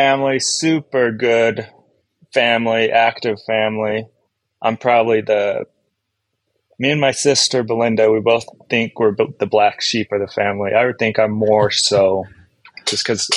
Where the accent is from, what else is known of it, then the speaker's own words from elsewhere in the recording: Grantsville, Utah, United States; also born or lived in West Valley City, Utah; I grew up in Grantsville.